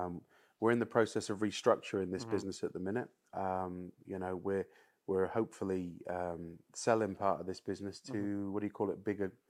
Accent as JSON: {"language": "English", "country": "United Kingdom", "said": "which we should all be proud about being British"}